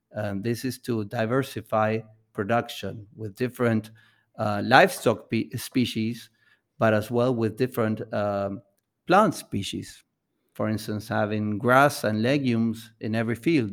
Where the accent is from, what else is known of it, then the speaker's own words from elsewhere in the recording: Buenos Aires, Argentina; we come from Buenos Aires